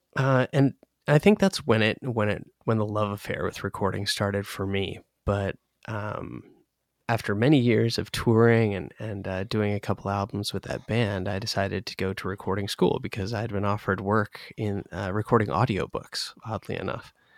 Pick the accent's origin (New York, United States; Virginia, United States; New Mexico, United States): Virginia, United States; Northern; moved away; we grew up in Northern Virginia